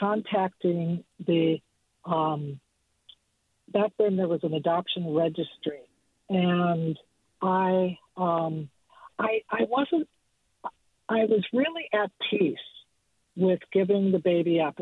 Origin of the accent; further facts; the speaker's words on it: Minnesota, United States; moved away as an adult; also born or lived in Aspen, Colorado; now in Point Richmond, United States; I'm originally from Minnesota.